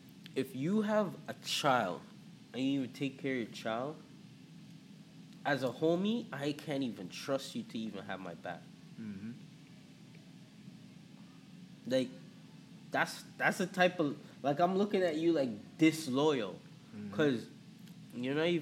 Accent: Antigua & Barbuda; accent: Toronto; also born or lived in Jamaica; now in Toronto, Canada; So, yeah, I'm from Toronto. I grew up in the Caribbean. I was born in Antigua and Barbuda. I lived in Jamaica for a bit and then came to Canada.

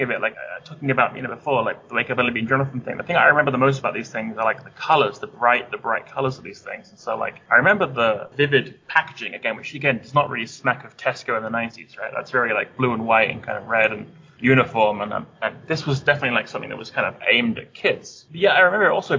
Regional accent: Devon, South West England, United Kingdom; I grew up in Devon

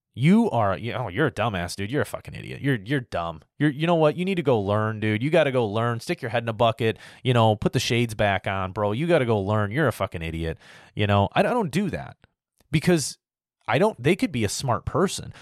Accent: United States

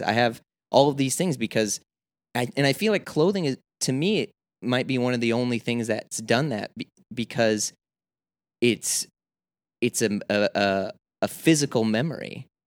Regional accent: Midwest, United States; moved away as an adult; now in New York, United States; I come from the Midwest where it's not like I live in cornfields or podunk

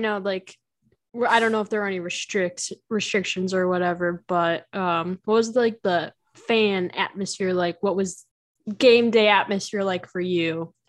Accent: Chicago, Illinois, United States; The Chicago Red Stars, which is my hometown soccer team, used to play at Benedictine University, which is like 20 minutes from where I am.

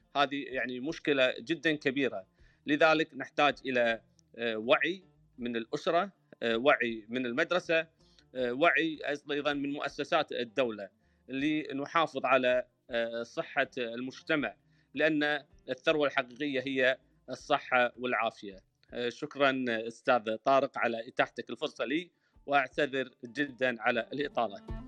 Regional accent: Kuwait; انا من بلدي الكويت

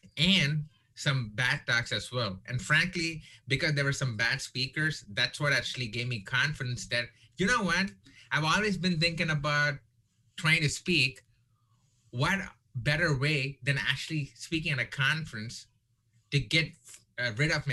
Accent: India; now in Texas, United States; I'm Indian

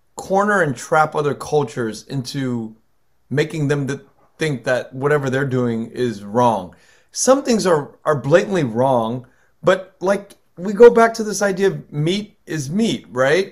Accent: United States; I'm American, I'm American born, but when I go back to Vietnam

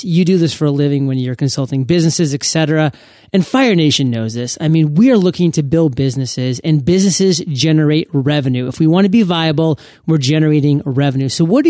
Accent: Maine, United States; I'm from Maine. I want to hear those crackling logs

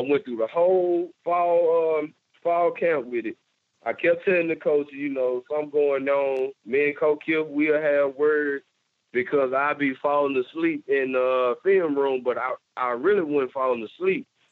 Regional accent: Batesville, Mississippi, United States; I'm a Mississippi guy, and you know, I care for my state, I care for my hometown

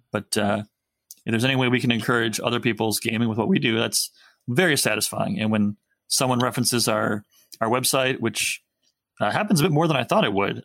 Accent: United States; typical American man

